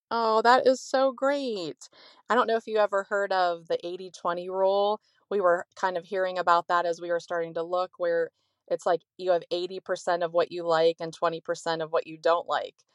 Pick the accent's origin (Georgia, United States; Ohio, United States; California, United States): Ohio, United States; moved away; also born or lived in Florida; we're from Ohio, but we started R Ving when we were in Florida, we lived there for twenty years